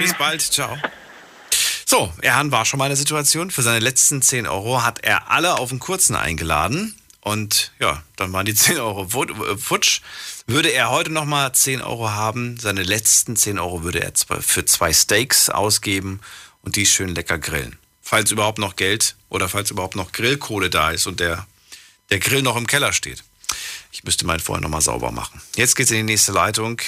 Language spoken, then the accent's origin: German; Thuringia, Germany; Ich bin ja schließlich auch in Thüringen geboren